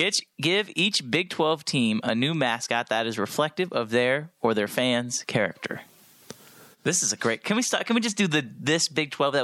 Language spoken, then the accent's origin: English; Johnson County, Kansas, United States; I am from Johnson County.